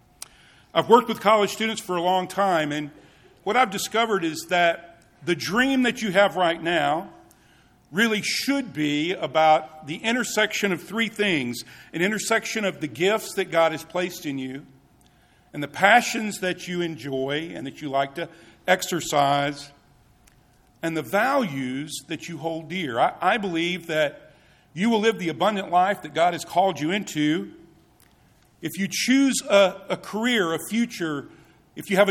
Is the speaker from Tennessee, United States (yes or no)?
yes; Tennessee, United States; moved away; I am from Tennessee